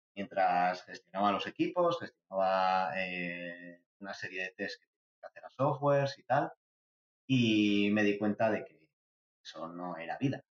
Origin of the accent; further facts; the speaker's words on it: San Sebastián, Basque Country, Spain; soy de San Sebastián, de, de Guipúzcoa, del norte de España.